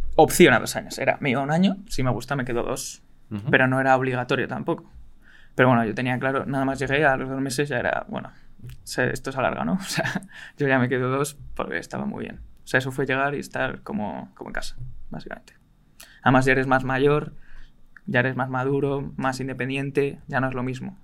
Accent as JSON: {"language": "Spanish", "town": "Madrid", "region": "Community of Madrid", "country": "Spain", "tie": "born or raised there", "said": "soy de aquí, de Madrid soy de Madrid, vivo en Madrid toda mi vida"}